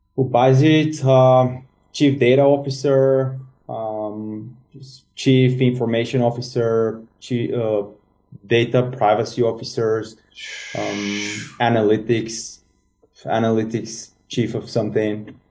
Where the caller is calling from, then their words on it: Sofia, Sofia City, Bulgaria; I'm calling from Sofia, Bulgaria